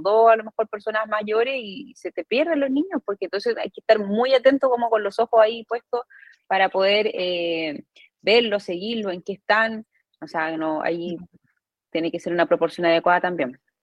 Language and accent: Spanish; Arica, Arica y Parinacota, Chile; yo estudié en Arica, soy, soy, del norte, soy de Arica